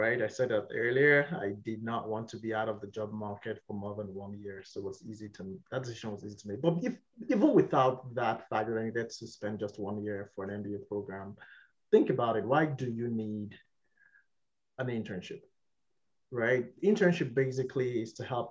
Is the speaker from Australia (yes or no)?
no; Nigeria; moved away as an adult; also born or lived in United Kingdom; now in Canada; my home country where I come from, Nigeria